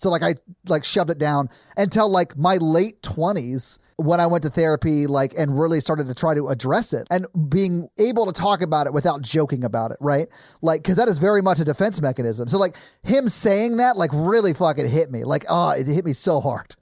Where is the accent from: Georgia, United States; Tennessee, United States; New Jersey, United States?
Tennessee, United States; Nashville; I grew up in South Nashville